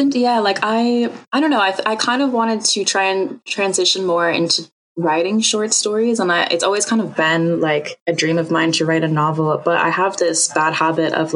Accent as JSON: {"language": "English", "country": "United States", "said": "I'm American. So being from America"}